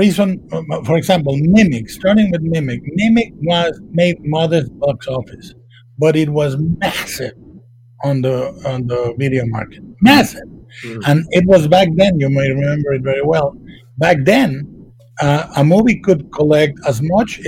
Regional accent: Mexico; moved away as an adult; I was raised in Mexico

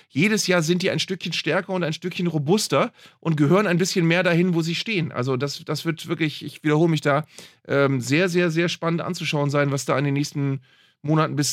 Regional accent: Bielefeld, North Rhine-Westphalia, Germany; Ritze Doan, den mag man als Ex-Bielefelder, äh, als Bielefelder, ne?

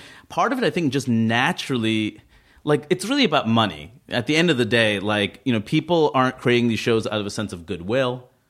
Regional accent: New York, United States; when I'm a New Yorker as well, born and raised

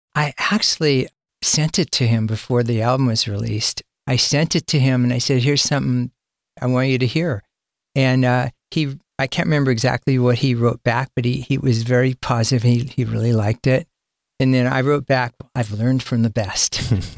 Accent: Sacramento, California, United States; I'm from Sacramento, and my first band was from Sacramento

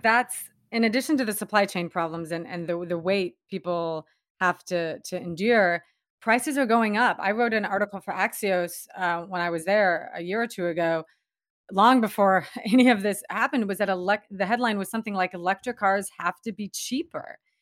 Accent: Washington, United States; also born or lived in Seattle; Washington State, um, my home state, and, and where I'm living now.

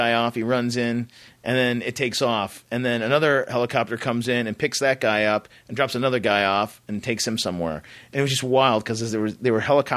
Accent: United States; I'm an American

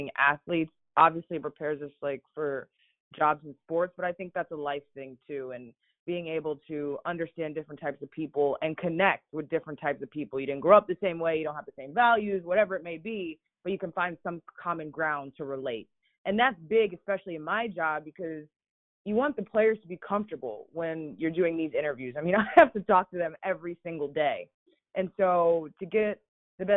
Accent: Fairfax County, Virginia, United States; moved away; also born or lived in Denver; I grew up in Fairfax County, and that's probably the way I play too

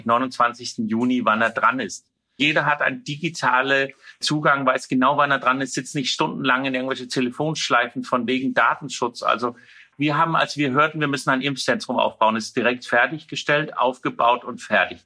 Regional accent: Denmark; German is a second language; now in Rostock, Germany; ich bin ja Däne

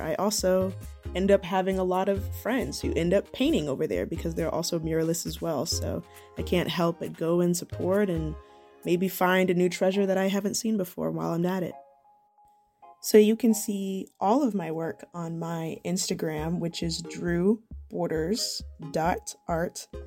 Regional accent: Atlanta, Georgia, United States; also born or lived in Savannah; I was born in Atlanta, and I've lived here all my life

